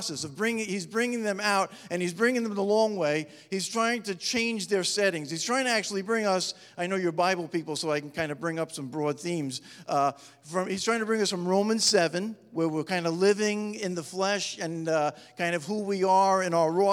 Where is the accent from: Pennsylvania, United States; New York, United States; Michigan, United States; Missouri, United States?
New York, United States; New York metropolitan area, United States; moved away as an adult; now in Upstate New York, United States; I was brought up in the New York metropolitan area